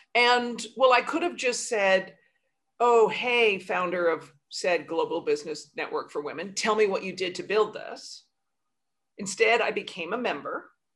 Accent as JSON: {"language": "English", "country": "Canada", "moved": "yes", "lives_now": "New York, United States", "said": "I'm Canadian too"}